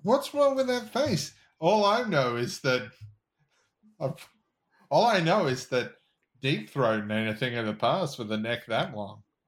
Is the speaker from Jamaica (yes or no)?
no; Australia; as an Australian